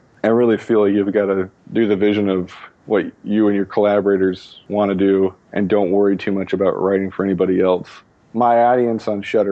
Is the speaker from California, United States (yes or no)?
yes; Los Angeles, California, United States; I grew up in Los Angeles